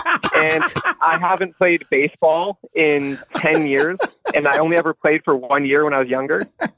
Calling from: Ontario, Canada; And I'm calling from Northern Ontario, Canada, about 5 hours north of Toronto.

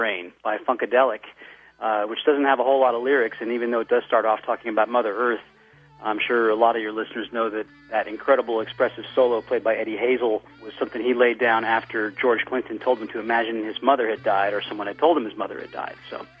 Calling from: Paris, Île-de-France, France; This is …. I'm calling from Paris, France

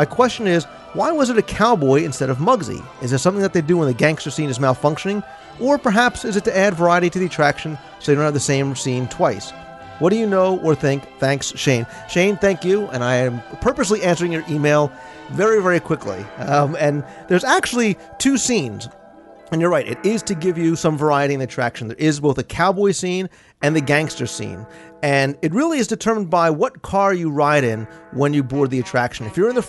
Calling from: Netherlands; I'm from the Netherlands, and we don't tip anybody. I know in the USA a 15% tip is considered normal, but how do you leave it behind for housekeeping?

